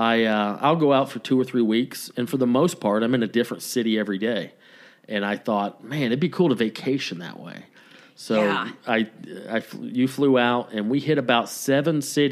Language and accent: English; North Georgia Mountains, United States; moved away as an adult; now in Los Angeles, United States; I grew up in the North Georgia Mountains.